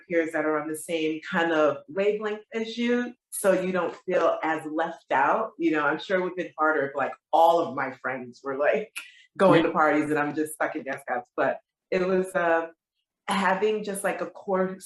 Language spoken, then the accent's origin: English; Springfield, Massachusetts, United States; moved away as an adult; also born or lived in Bronx, New York; now in New York City, United States; I was born in New York, Bronx, New York, but I was raised in Springfield, Massachusetts